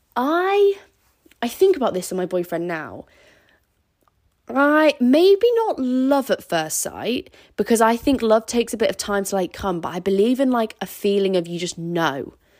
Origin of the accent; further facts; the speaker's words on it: Scarborough, Yorkshire and the Humber, United Kingdom; where I'm from, in Scarborough.